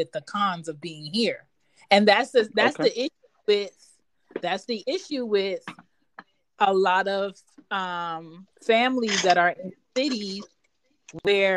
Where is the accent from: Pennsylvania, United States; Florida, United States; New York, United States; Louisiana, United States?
Pennsylvania, United States; Philadelphia; moved away as an adult; now in the South, United States; I'm from Philly